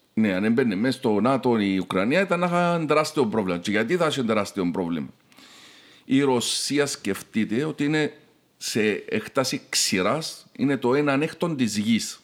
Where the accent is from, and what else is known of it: Cyprus